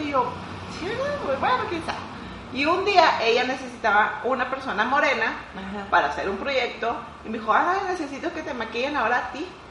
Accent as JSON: {"language": "Spanish", "region": "northern Mexico", "country": "Mexico", "said": "ser mexicana de verdad, de verdad para mí es un gran orgullo"}